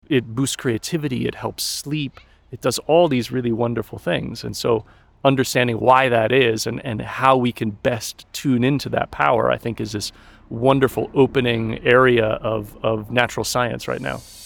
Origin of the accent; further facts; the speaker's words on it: Colorado, United States; moved away as an adult; also born or lived in Scotland / China / Germany; I grew up in Colorado in the mountains